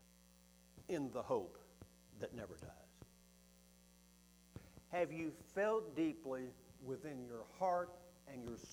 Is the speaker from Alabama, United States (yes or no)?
yes; Huntsville, Alabama, United States; my hometown of Huntsville, Alabama